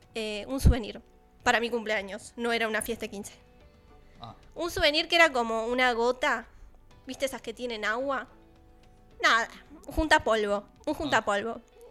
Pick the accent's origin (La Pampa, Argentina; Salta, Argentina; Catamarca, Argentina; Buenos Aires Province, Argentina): Buenos Aires Province, Argentina; Balcarce; now in Buenos Aires, Argentina; Yo que soy de Balcarce